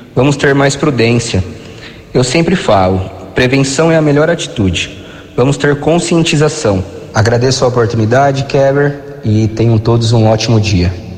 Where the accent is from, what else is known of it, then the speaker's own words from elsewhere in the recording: Americana, São Paulo, Brazil; formado na Faculdade FAM de Americana, minha terra natal